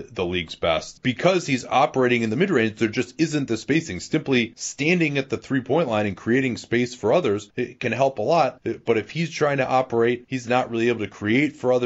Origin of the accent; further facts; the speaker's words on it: Oak Park, Illinois, United States; where I grew up in Oak Park